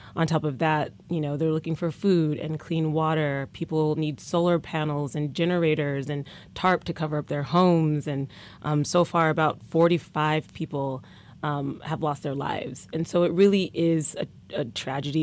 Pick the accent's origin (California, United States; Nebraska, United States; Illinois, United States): Nebraska, United States; Omaha; I'm from Omaha, Nebraska